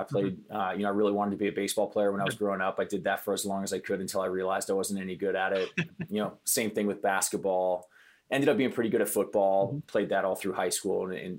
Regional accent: Iowa, United States; also born or lived in Midwest; Yeah, so I kind of grew up all over the place. My dad worked for a big manufacturing conglomerate. And so we were moving around every couple of years to different factories across the Midwest. And, you know, I ended up spending most of my time in Iowa.

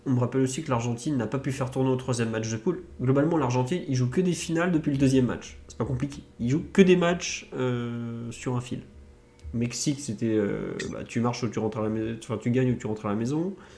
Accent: France; en tant que Français

